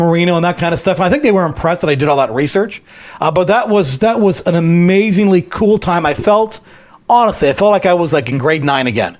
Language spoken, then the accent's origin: English; London, Ontario, Canada; I'm from London